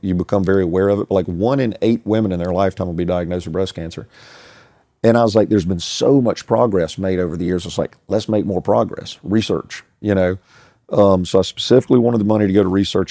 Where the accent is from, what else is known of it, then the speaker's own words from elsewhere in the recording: United States; I grew up in Casey on a street called Sunnyside Drive